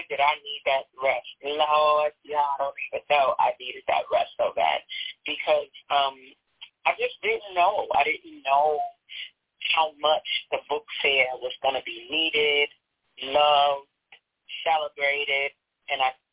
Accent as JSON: {"language": "English", "region": "New York", "country": "United States", "accent": "New York", "moved": "yes", "lives_now": "Chicago, United States", "said": "I'm from New York. You can hear the accent, right"}